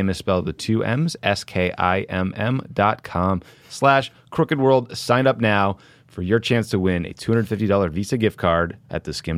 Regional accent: Dedham, Massachusetts, United States; my hometown in Dedham, Massachusetts

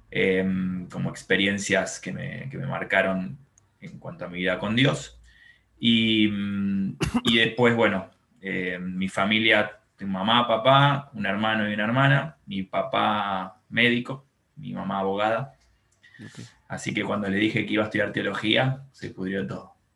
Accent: Buenos Aires, Argentina; crecí acá en Buenos Aires, en un barrio eh, muy tranquilo, que se llama Villa Pueyrredón

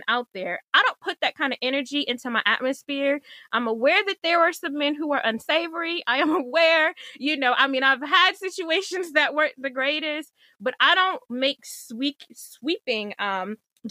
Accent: Michigan, United States; also born or lived in DMV (Washington metropolitan area); now in DMV, United States; I'm from Michigan

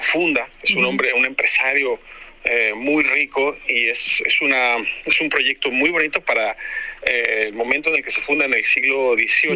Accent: Mexico; also born or lived in Spain; yo soy mexicano

